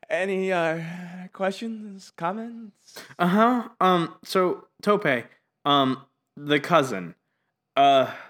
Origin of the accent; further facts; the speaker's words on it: Ottawa, Ontario, Canada; I was born in Ottawa, Ontario.